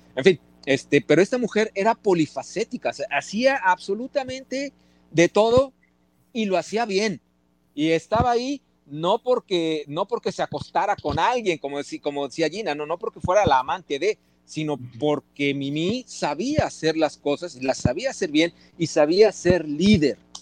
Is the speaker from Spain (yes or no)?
no; Mexico City, Mexico; also born or lived in Veracruz / Puebla; realmente sí soy chilango, porque Veracruz, dos años llegué a la ciudad